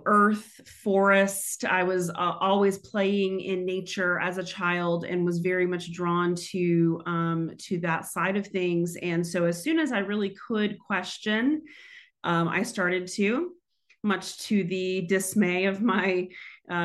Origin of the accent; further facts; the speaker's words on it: Houston, Texas, United States; moved away; I grew up in Houston, Texas